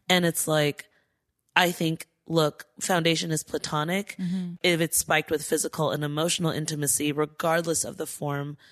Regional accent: Diamond Bar, California, United States; I grew up in Diamond Bar

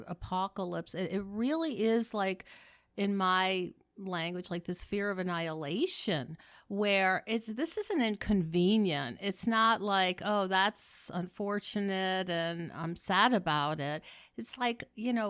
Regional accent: United States; I'm an American and that means something.

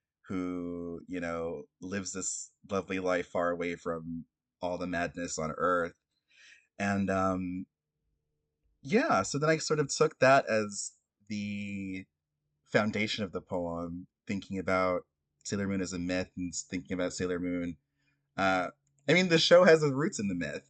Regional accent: Florida, United States; I was like a Black queer kid growing up in Florida

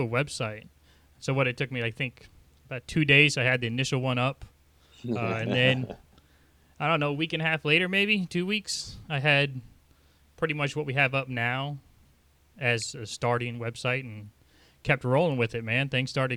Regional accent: Nebraska, United States; moved away; also born or lived in southern New Jersey; Growing up in Nebraska

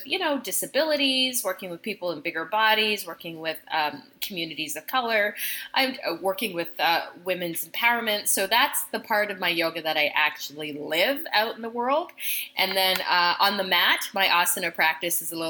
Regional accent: Canada; My parents were new immigrants to Canada. I'm Canadian.

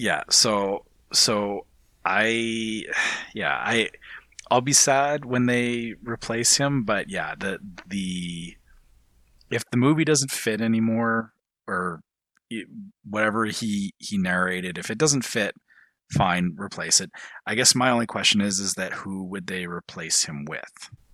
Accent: Canada; speaking as a Canadian. As a Canadian

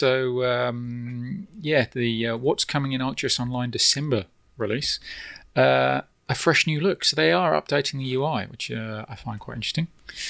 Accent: United Kingdom; moved away; So as you may be able to tell from my accent, I am from the UK originally.

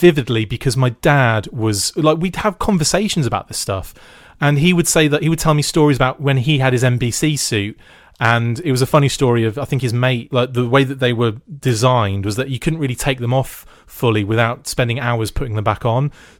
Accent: Germany; born there; I was born in West Germany, so instantly I had this connection with Airtight

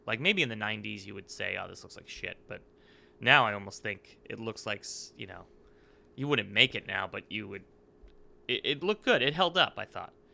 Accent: Northeast, United States; growing up in the Northeast, that is what Connecticut, New Jersey is like

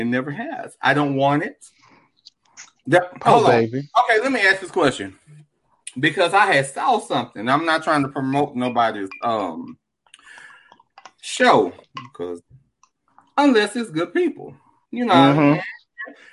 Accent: Dallas, Texas, United States; I'm from South Dallas too

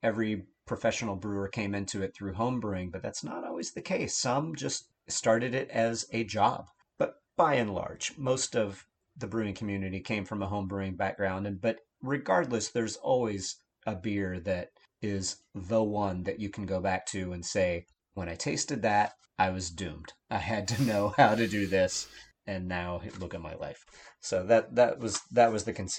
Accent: Texas, United States; moved away as an adult; also born or lived in Austin, Texas; now in Bellingham, United States; growing up in Texas, I didn't have much opportunity to learn how to ski or snowboard

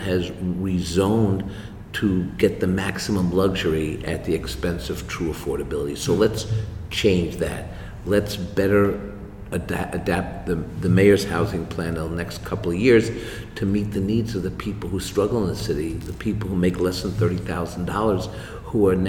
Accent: New York City, New York, United States; I'm a born and raised New Yorker. I went to public school here. I grew up in Washington Heights

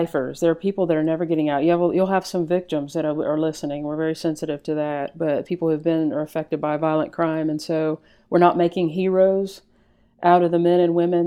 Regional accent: Texas, United States; growing up in Texas

